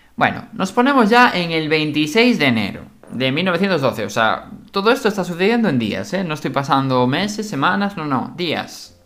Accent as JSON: {"language": "Spanish", "region": "Galicia", "country": "Spain", "said": "nosotros somos gallegos"}